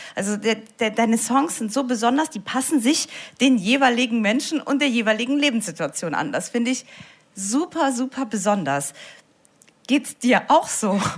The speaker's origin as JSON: {"language": "German", "town": "Saarbrücken", "region": "Saarland", "country": "Germany", "said": "Ich bin ja aus Saarbrücken"}